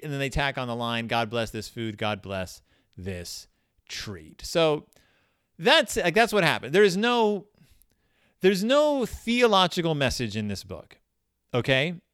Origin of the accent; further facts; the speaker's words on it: Texas, United States; I grew up in Texas